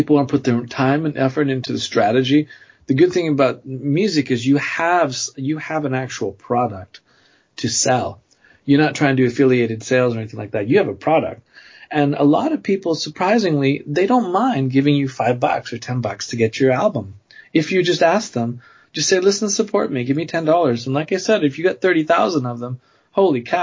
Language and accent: English; Canada; now in United States; Even though I live in the U.S., I'm pro Canadian